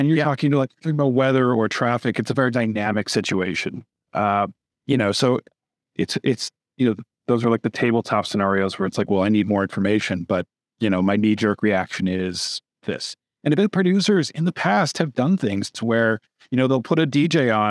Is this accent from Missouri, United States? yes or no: no; Wisconsin, United States; now in Austin, United States; I grew up in Wisconsin.